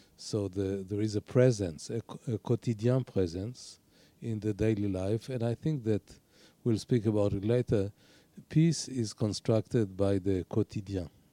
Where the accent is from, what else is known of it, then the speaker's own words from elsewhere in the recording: Haifa, Haifa District, Israel; I was born in Haifa, which is by itself a very low-key city.